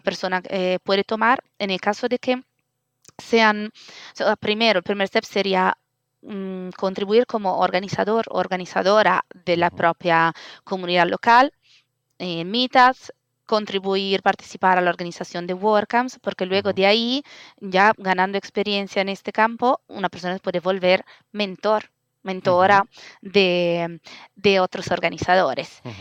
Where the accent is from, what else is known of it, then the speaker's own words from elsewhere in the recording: Italy; accent: Italian; Spanish is a second language; moved away as an adult; also born or lived in Madrid, Spain; now in Barcelona, Spain; mi acento italiana, pero adoptada, digamos, eh, en España hace 10 años.